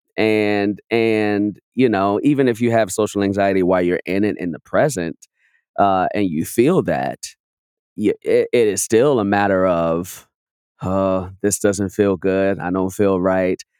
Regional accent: Chicago, Illinois, United States; moved away; I'm from Chicago, but I was back home

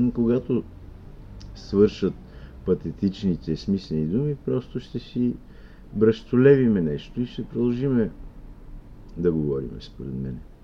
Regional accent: Bulgaria; българите, които мислиме да. със своя български език

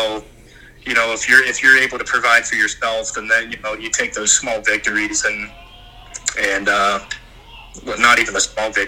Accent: Ohio, United States; moved away as an adult; now in Montana, United States; we come from Ohio

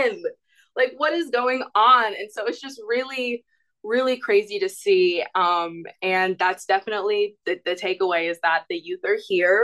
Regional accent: Georgia, United States; moved away; And I'm originally from Georgia. I still vote in Georgia.

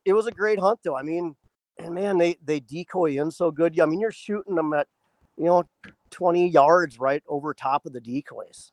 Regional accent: northeast Iowa, United States; moved away as an adult; also born or lived in Washington State / Fairbanks, Alaska; now in Eagle River, United States; northeast Iowa where I grew up

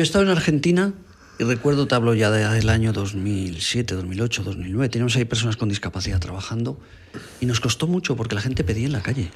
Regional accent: Bajo Aragón, Aragon, Spain; había en mi pueblo, había en el Bajo Aragón

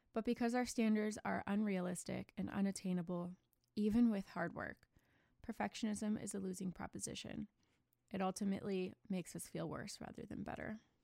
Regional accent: United States; I'm American

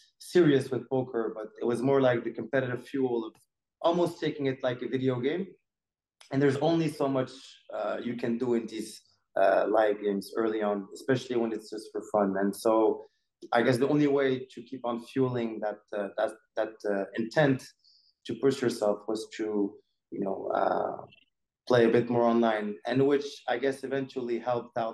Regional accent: Morocco; growing up in Morocco

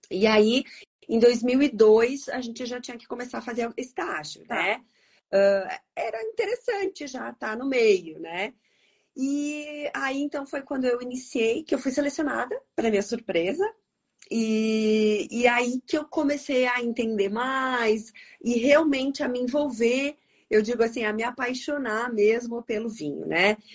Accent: Bento Gonçalves, Rio Grande do Sul, Brazil; Então, claro que eu sou daqui de Bento Gonçalves, né?

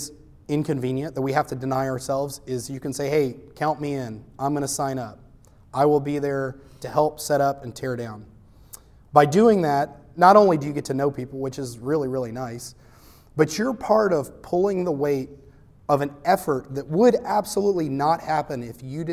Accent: United States; I'm American

